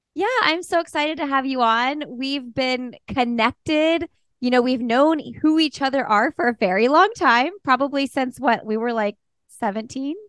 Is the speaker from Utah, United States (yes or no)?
no; Bloomington, Indiana, United States; moved away; Bloomington, Indiana, my hometown